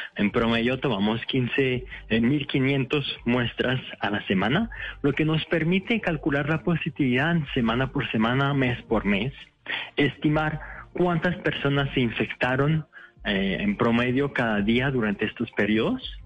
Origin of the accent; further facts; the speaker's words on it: France; moved away as an adult; also born or lived in Morocco (parents); now in Bogotá, Colombia; nací en Francia, mis papás son de Marruecos pero ya llevo 6, 7 años en Colombia